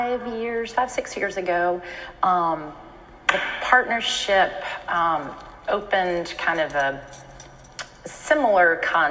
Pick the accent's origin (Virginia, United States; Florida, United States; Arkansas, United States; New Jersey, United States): Virginia, United States; Richmond; moved away as an adult; now in Portsmouth, United States; I grew up in Richmond.